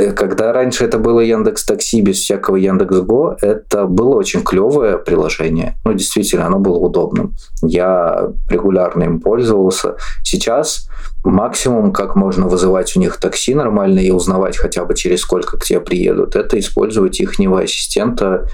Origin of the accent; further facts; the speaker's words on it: Orenburg, Orenburg Oblast, Russia; мне 25 лет, я из Оренбурга